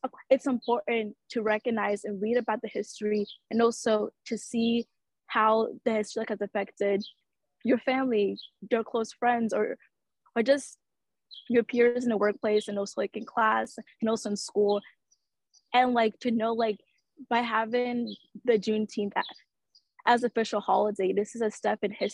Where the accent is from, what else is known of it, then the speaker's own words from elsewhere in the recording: Georgia, United States; growing up in Georgia, like I noticed like in school, we're not really taught like all the history